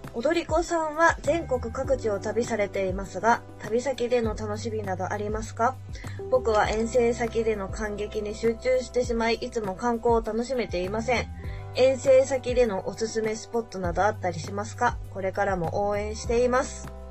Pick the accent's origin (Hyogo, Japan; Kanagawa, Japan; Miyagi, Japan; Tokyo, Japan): Kanagawa, Japan; 私神奈川出身なので、神奈川の海といったら江ノ島なんですよ。